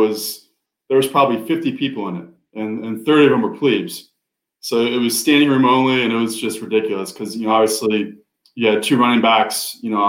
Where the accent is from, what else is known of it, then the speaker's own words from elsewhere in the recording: Hudson, Ohio, United States; I grew up in Hudson, Ohio, which is about a half hour south of Cleveland